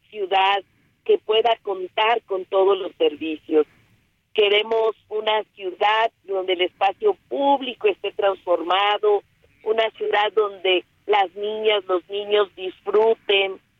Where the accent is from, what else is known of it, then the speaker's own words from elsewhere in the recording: Mexico City, Mexico; soy eh, orgullosamente chilanga. Nací en la Benito Juárez. Me fui a vivir al oriente, a, Iztapalapa.